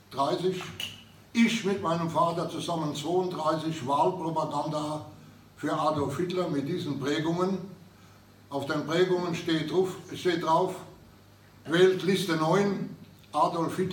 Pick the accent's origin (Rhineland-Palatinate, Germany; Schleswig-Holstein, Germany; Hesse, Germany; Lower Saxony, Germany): Rhineland-Palatinate, Germany; Kaiserslautern; gerade bei uns in Kaiserslautern herrschte auch noch die Besatzung